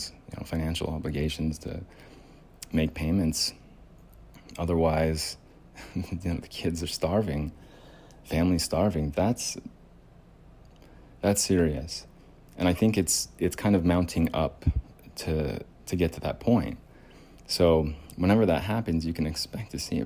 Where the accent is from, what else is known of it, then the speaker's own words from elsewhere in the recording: United States; The culture is different here in the United States as an American